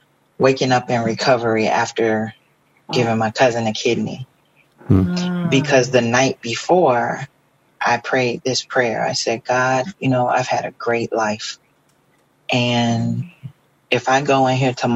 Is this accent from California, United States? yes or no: no; Florida, United States; moved away; I'm originally from Florida